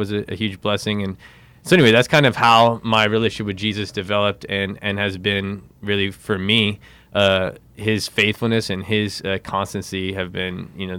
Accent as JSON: {"language": "English", "country": "Philippines", "tie": "born there", "said": "I was born in the Philippines."}